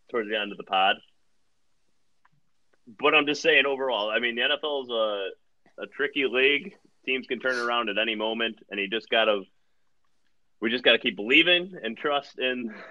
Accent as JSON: {"language": "English", "town": "Chicago", "region": "Illinois", "country": "United States", "said": "We're all from Chicago as well."}